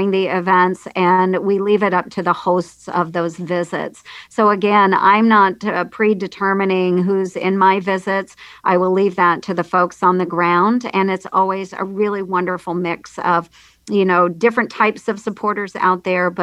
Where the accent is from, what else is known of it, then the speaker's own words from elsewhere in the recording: Red Oak, Iowa, United States; In Red Oak, my hometown